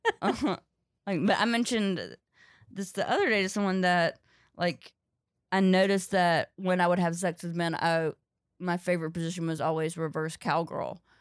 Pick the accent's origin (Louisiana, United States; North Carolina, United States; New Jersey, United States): North Carolina, United States; Ridgemont; also born or lived in Louisville / Chicago; now in New York, United States; I grew up in Ridgemont, North Carolina, uh, but nobody knows where that is, so I say Durham